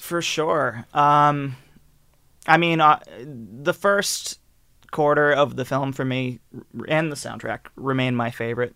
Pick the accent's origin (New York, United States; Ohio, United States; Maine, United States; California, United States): Maine, United States; Eliot; I grew up in, uh, Elliott, Maine